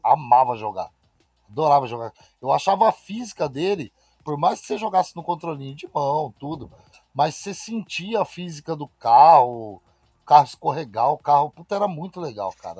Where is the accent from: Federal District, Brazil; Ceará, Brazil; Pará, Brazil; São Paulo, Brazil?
São Paulo, Brazil; Osasco; also born or lived in Itapetininga; now in Granja Viana, Brazil; Sou, minha cidade natal é Osasco. Sou, nasci em ah, Osasco